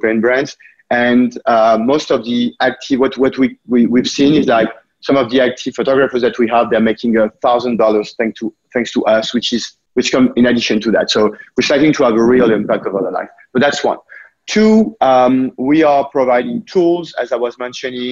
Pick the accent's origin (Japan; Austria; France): France; now in United States; you also might notice from my accent that I was born there, but I've been living in the US for quite a few years now.